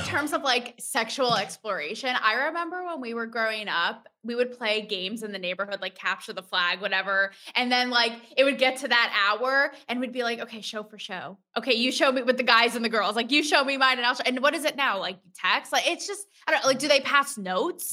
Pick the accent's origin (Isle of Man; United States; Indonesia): United States; Connecticut; I'm from Connecticut